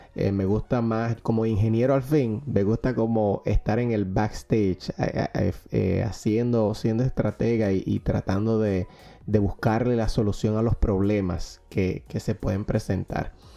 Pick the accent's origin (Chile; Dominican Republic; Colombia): Dominican Republic; now in Pennsylvania, United States; como diríamos en, Dominicana